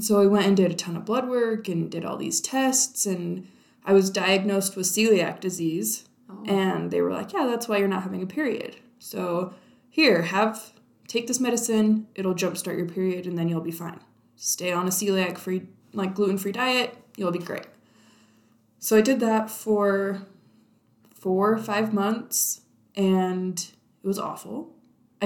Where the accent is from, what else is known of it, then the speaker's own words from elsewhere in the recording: Utah, United States; moved away as an adult; also born or lived in California; growing up in Utah